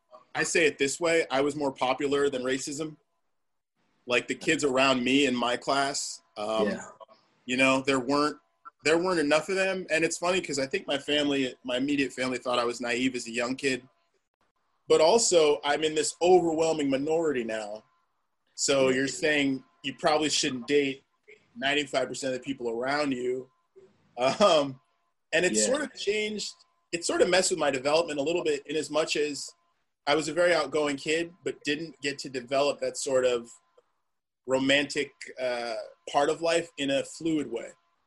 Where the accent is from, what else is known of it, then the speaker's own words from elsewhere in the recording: New Jersey, United States; born there; I was born in New Jersey.